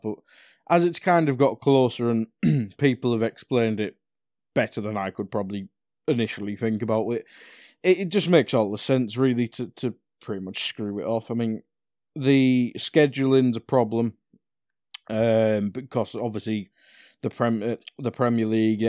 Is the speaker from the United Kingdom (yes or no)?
yes; North East England, United Kingdom; I am from North East.